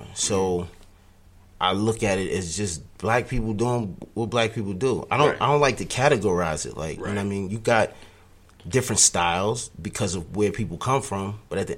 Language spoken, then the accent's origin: English; New York, United States; I was another cat from New York